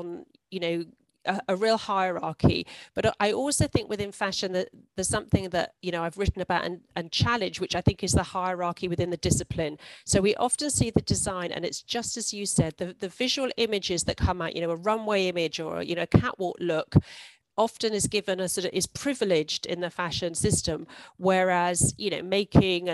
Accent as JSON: {"language": "English", "region": "London", "country": "United Kingdom", "tie": "born or raised there", "also_born_or_lived": "Hong Kong", "said": "I grew up in London, and London's so multicultural."}